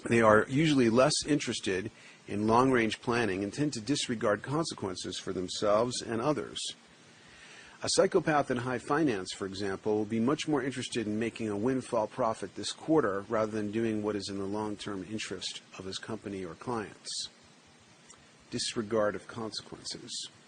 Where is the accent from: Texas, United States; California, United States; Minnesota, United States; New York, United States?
New York, United States; New York City; On the block I grew up on in the Bronx.